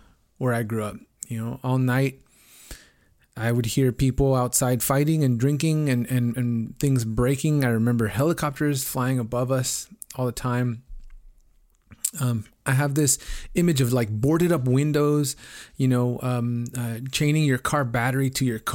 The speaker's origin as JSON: {"language": "English", "town": "Los Angeles", "region": "California", "country": "United States", "tie": "born or raised there", "said": "I grew up in South Central Los Angeles. My earliest memories were from growing up in the projects in Watts."}